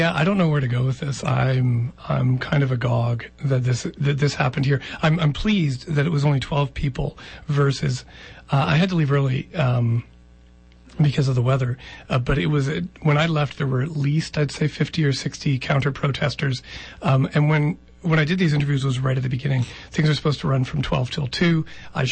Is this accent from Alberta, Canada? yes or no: no; Ontario, Canada; moved away; I grew up in Ontario and was raised Roman Catholic and from a French-British family